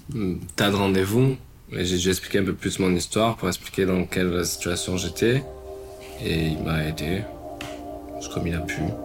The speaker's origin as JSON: {"language": "French", "town": "Marseille", "region": "Provence-Alpes-Côte d'Azur", "country": "France", "also_born_or_lived": "London / Australia / Los Angeles", "moved": "yes", "lives_now": "Paris, France", "said": "j'ai 26 ans, je viens de Marseille et je suis photographe. Je suis arrivé à Paris en 2018"}